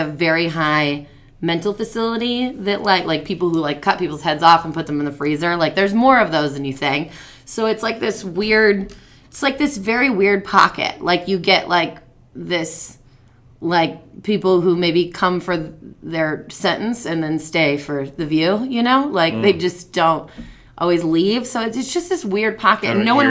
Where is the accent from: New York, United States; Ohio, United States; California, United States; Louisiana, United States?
California, United States; From the Central Coast of California. It's a few hours north of here. It's not Northern California. It's Central California.